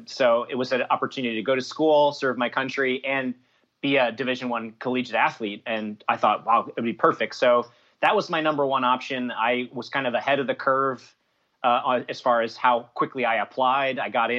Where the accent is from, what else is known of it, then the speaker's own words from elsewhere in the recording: St. Petersburg, Florida, United States; I'm from Florida, St. Pete.